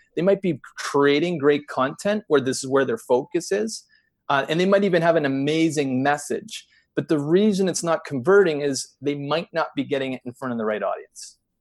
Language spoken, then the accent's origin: English; Canada; we're u, u, used to dealing with the intensity of the winter here